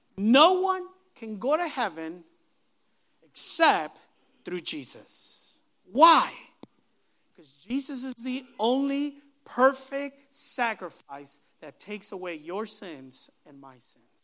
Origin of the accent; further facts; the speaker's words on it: Aguascalientes, Mexico; we were all born in the city of Aguascalientes, Mexico